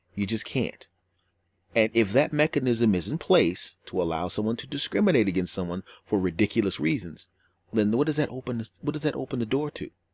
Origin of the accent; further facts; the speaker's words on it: Northeast, United States; I grew up in the Northeast and it's a more liberal area